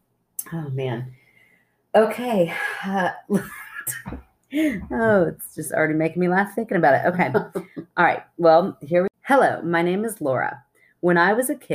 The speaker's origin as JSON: {"language": "English", "region": "Kentucky", "country": "United States", "said": "We're those rare Kentucky city people"}